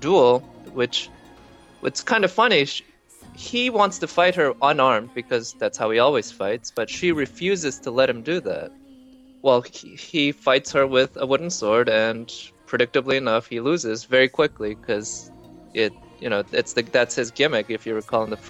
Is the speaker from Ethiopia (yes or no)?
no; South Korea; now in United States; growing up in Korea